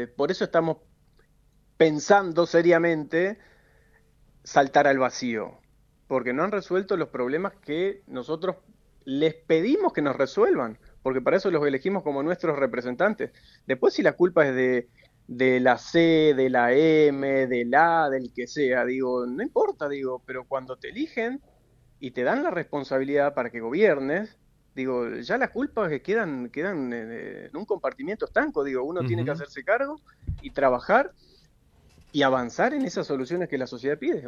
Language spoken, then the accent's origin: Spanish; Argentina